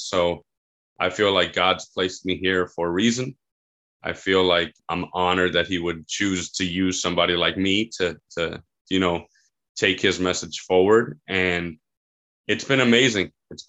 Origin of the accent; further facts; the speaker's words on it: Miami, Florida, United States; also born or lived in Key Biscayne; Born and raised in Miami. Lived in Key Biscayne till I was about 4 or 5, and then moved back when I was 19.